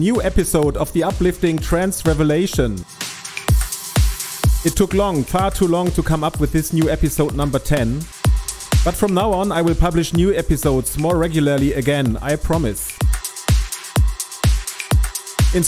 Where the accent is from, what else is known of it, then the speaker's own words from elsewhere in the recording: Duisburg, North Rhine-Westphalia, Germany; a fellow DJ and producer here from my hometown of Duisburg